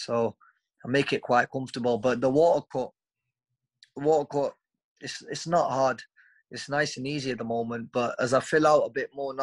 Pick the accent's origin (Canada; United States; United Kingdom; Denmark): United Kingdom; Stoke-on-Trent, West Midlands; my hometown of Stoke-on-Trent